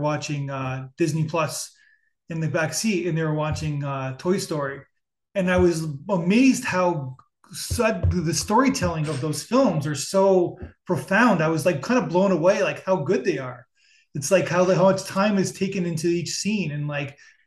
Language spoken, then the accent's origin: English; Niagara Falls, Ontario, Canada; we're both from Niagara Falls. We're both like Niagara Falls, Canada